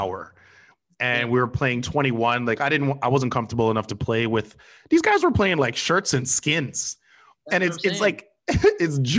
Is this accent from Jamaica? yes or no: yes; Jamaica; I'm Jamaican